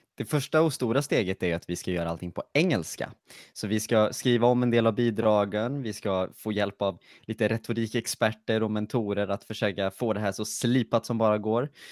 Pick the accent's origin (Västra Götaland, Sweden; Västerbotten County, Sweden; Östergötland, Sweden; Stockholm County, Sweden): Västra Götaland, Sweden; Lidköping; Jag kommer från Lidköping.